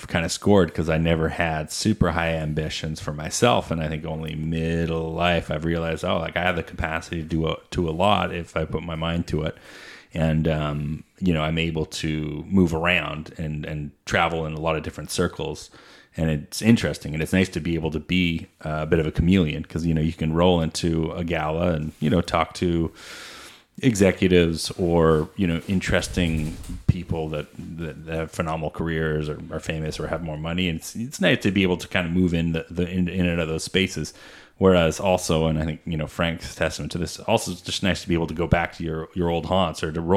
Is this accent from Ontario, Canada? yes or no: yes; Peterborough, Ontario, Canada; I grew up in Peterborough